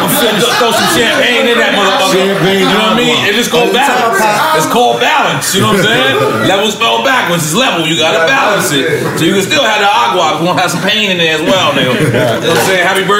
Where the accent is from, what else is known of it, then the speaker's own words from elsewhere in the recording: New York, United States; Yo, I'm from New York.